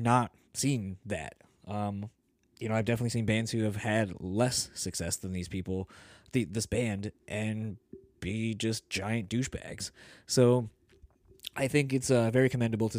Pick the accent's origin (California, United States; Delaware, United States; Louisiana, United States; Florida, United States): Delaware, United States; now in Michigan, United States; I grew up originally in Delaware